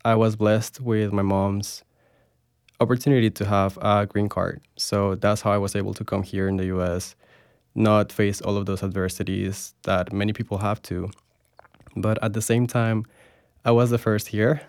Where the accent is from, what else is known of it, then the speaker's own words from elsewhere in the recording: Bogota, Bogotá Capital District, Colombia; moved away as an adult; now in Florida, United States; I was born and raised in Bogota, Colombia. I lived there my whole life